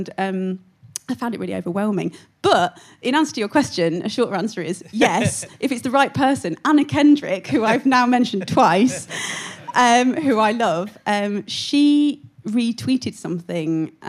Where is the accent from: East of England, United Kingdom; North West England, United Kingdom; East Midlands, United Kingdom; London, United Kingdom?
East Midlands, United Kingdom; Syston; Of course I know about pucker pies. I'm from Syston.